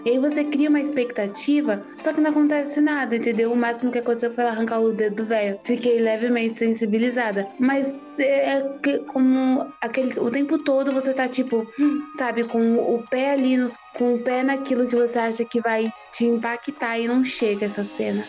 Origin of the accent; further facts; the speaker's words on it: Brazil; eu sou brasileira